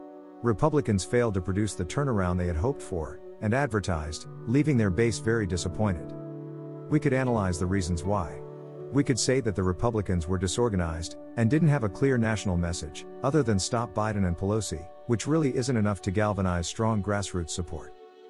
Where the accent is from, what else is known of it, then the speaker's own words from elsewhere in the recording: Missouri, United States; my home state of Missouri